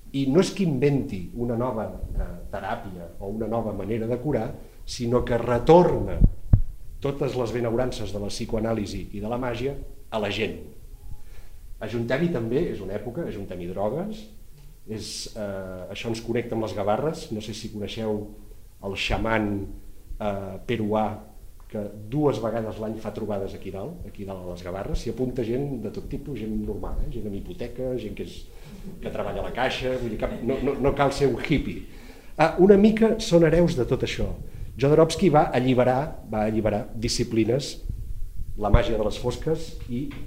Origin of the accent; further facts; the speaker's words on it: Empordà, Catalonia, Spain; jo com a empordanès